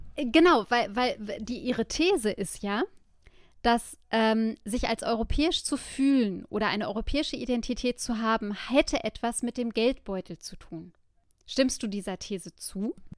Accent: Germany; ich bin Deutsche.

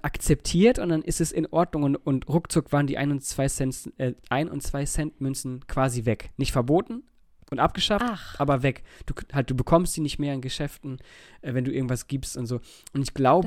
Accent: Germany; bei uns in Deutschland

